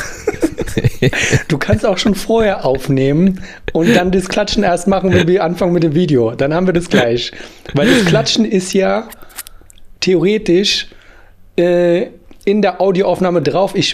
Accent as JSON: {"language": "German", "region": "Berlin", "country": "Germany", "tie": "born or raised there", "said": "wenn ich irgendwo spiele, was nicht meine Heimatstadt Berlin wäre."}